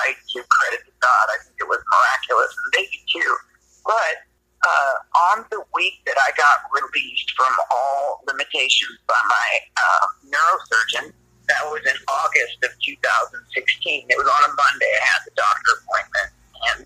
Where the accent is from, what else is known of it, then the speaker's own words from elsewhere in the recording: Southern California, United States; moved away; I'm from Southern Cal